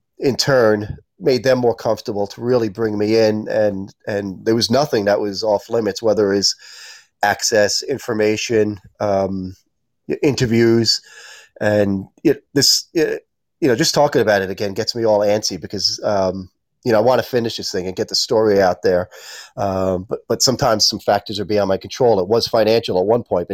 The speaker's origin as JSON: {"language": "English", "region": "New York", "country": "United States", "tie": "born or raised there", "said": "I grew up in New York in the Northeast"}